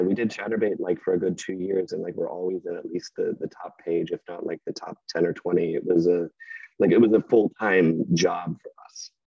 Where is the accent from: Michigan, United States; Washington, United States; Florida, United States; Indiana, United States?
Michigan, United States; Wyoming; also born or lived in Grand Rapids, Michigan; I was born in Grand Rapids, lived in Wyoming for the first twelve years of my okay. life